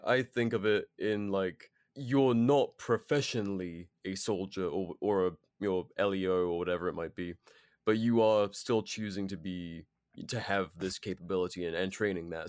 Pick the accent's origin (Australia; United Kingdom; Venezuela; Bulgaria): United Kingdom; moved away; as a Brit